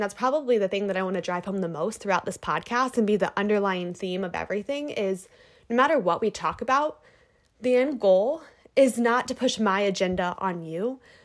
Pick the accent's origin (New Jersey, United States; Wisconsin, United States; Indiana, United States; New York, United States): Indiana, United States; moved away as an adult; also born or lived in Ohio / Michigan; now in California, United States; I'm from Indiana originally, but recently I moved across the country to California